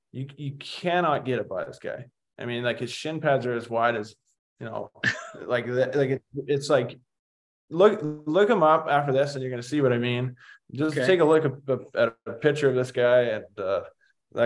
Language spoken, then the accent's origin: English; Oakville, Ontario, Canada; my hometown team in Oakville